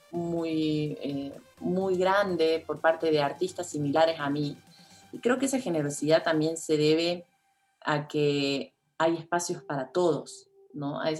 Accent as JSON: {"language": "Spanish", "region": "Córdoba", "country": "Argentina", "also_born_or_lived": "Buenos Aires", "moved": "as an adult", "lives_now": "Mexico", "said": "cuando me mudé de Córdoba Argentina, a Buenos Aires, mi actitud era más pasiva."}